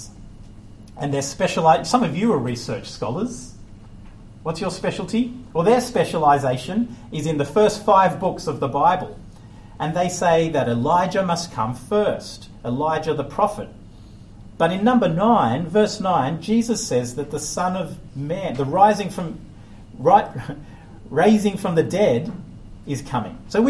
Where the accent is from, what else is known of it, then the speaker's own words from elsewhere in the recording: Australia; moved away; I'm Australian